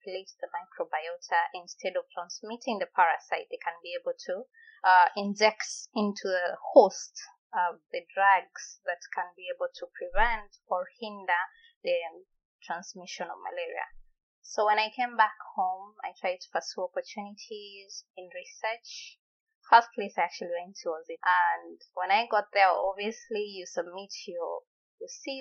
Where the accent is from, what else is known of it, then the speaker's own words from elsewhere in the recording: Magena, Kisii County, Kenya; moved away as an adult; also born or lived in India; now in North Carolina, United States; I am from Kisii County, a place called Magena.